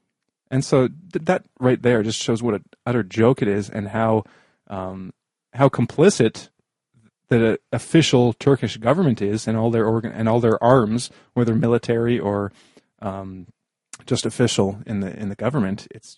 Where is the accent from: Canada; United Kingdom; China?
Canada; Well, that just makes me think about borders, because, you know, I'm Canadian, and I've talked to many Canadians who have crossed the border with the U.S. so that by car.